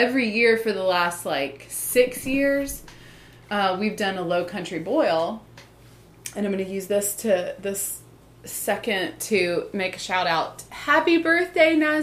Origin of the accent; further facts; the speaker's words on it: the South, United States; we are from the South, like, because by virtue of the fact that we grew up in the South, but our mom is not from the South. She is from Minnesota